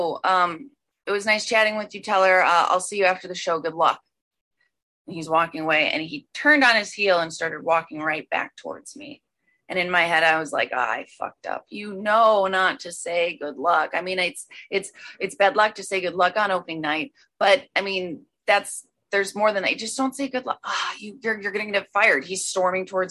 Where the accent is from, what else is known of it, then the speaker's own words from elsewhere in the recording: Chicago, Illinois, United States; moved away as an adult; I landed a job right across the street from where I was raised in Chicago